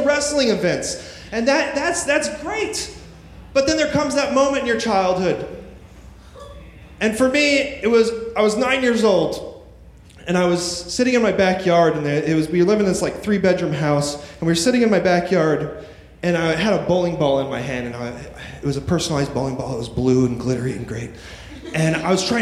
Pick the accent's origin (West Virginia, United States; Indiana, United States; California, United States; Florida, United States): California, United States; Apple Valley; moved away as an adult; now in New York City, United States; I grew up in the Mojave Desert.